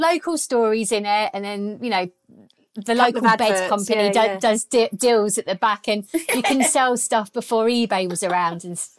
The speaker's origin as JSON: {"language": "English", "town": "Croydon", "region": "London", "country": "United Kingdom", "tie": "born or raised there", "also_born_or_lived": "Biggin Hill / Orpington", "lives_now": "Catford, United Kingdom", "said": "I was born in Croydon and well, I went to school. Well, actually, I went to school in a place called Biggin Hill. It's a random little place in Kent, kind of ish near Bromley. Yeah, so I went to Croydon, to Biggin Hill, and then I moved again to Orpington."}